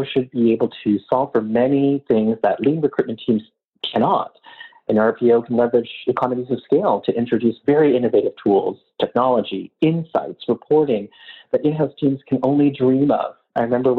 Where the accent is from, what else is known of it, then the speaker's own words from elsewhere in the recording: Canada; as a Canadian